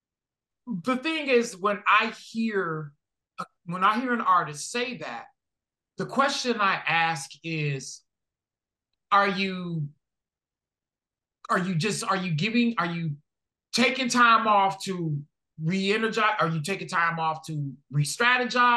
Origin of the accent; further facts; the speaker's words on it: Detroit, Michigan, United States; now in Washington, United States; born and raised in Detroit